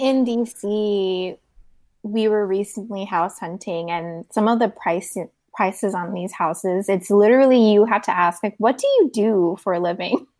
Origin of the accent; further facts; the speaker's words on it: South Korea; moved away; I grew up in Korea